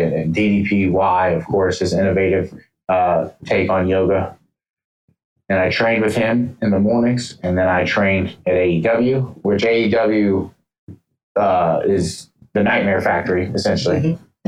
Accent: Atlanta, Georgia, United States; moved away; Atlanta, Georgia, where I was born, mind you. I was born in Atlanta in September 9th, 1993

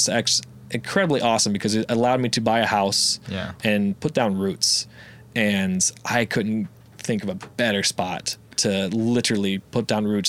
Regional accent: Fort Wayne, Indiana, United States; moved away as an adult; also born or lived in Denver, Colorado; I'm originally from Fort Wayne, Indiana. It's a small town. I think it's about 300,000 people, so not too bad. I've moved around. I've lived in Denver, Colorado for about 4 years.

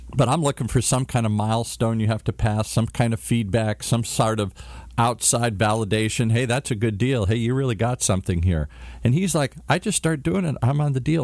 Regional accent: Michigan, United States; moved away; I come from Michigan, Amway

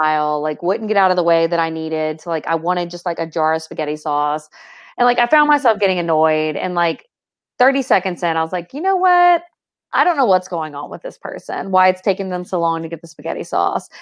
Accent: the South, Southern United States, United States; accent: Southern; I feel even more Southern than I already am as a person.

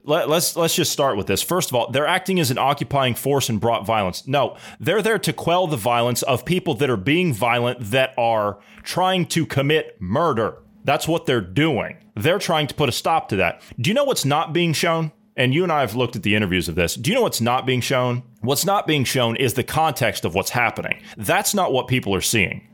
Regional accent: United States; moved away; I'm, I'm an American. I'm a hundred percent red-blooded American, tried and true. That's my home. Even though I don't live there at the moment

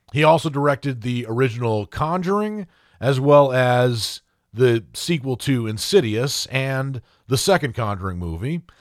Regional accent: Maine, United States; growing up in Maine

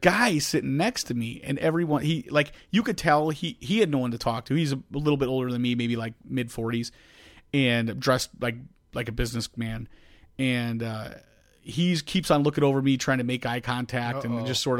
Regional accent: Rhode Island, United States; Like, you're from Chicago. I'm from Rhode Island.

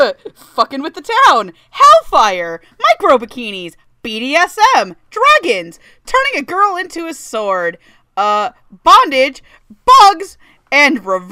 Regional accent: Florida, United States; I'm from Florida, which might as well be its own isekai land.

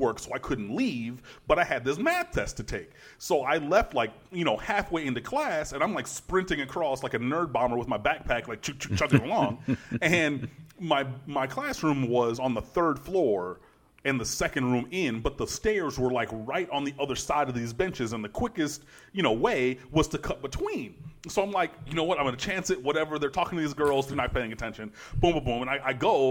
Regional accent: Detroit, Michigan, United States; moved away; I'm from Detroit originally

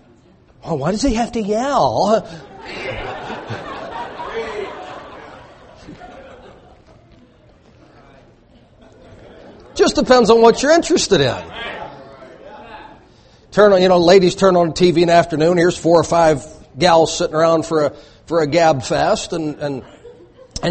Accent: the South, United States; I grew up in the South

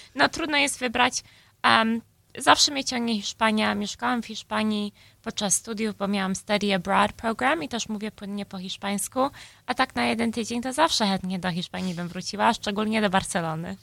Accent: Chicago, Illinois, United States; ja się urodziłam tutaj w Chicago, mój brat też. I wychowałam się właśnie w, no, w polskim domu

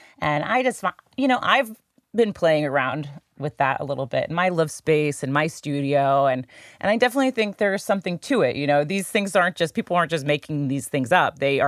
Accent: St. Louis, Missouri, United States; being back here in my hometown, which I love, St. Louis. I can never get away from St. Louis for too long.

